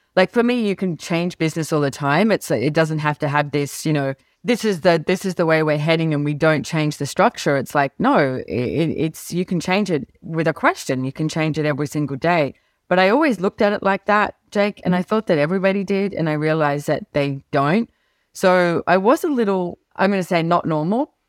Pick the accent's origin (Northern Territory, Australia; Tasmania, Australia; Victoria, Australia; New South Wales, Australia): New South Wales, Australia; Sydney; I loved growing up in Sydney.